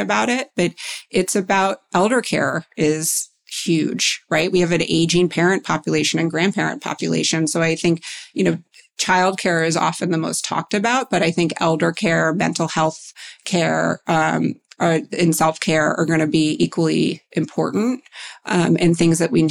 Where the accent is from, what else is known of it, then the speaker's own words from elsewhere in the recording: New York, United States; I grew up in New York and I work in finance